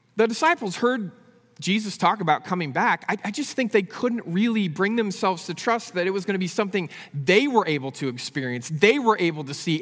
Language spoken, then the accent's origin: English; San Francisco Bay Area, California, United States; I grew up in the San Francisco Bay Area.